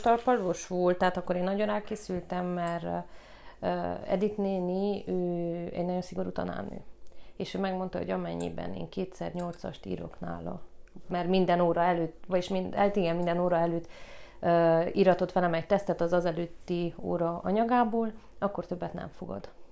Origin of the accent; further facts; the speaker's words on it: Gheorgheni, Harghita County, Romania; also born or lived in Târgu Mureș; Én Gyergyóba is születtem, Gyergyóban nőttem fel, a Bucsi negyedbe